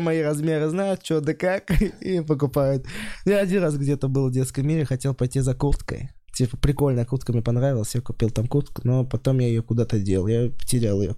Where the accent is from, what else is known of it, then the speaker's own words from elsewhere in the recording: Kosterevo, Vladimir Oblast, Russia; moved away; Вообще я из Костерева